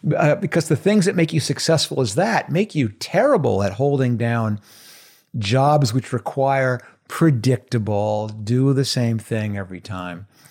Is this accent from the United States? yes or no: yes; outside of New York City, United States; I grew up in, uh, outside of New York City